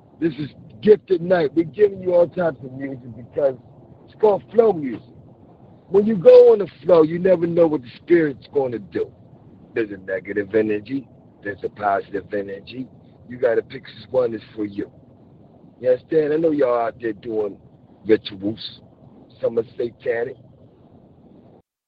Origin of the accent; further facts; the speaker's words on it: Philadelphia, Pennsylvania, United States; I'm from Philly